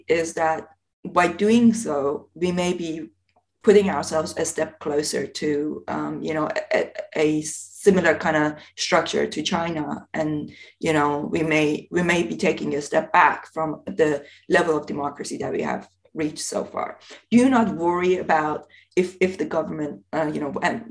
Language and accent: English; Iran; moved away; I come from Iran originally